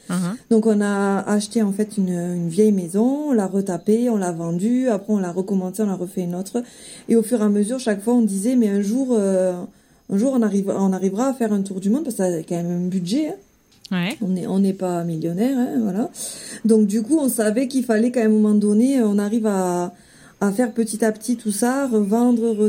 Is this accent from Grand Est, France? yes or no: no; Sète, Occitania, France; moved away as an adult; now in Tahiti, French Polynesia; je suis originaire du sud de la France, donc euh, précisément de Sète dans l'Hérault. Mhm. J'ai 36 ans maintenant.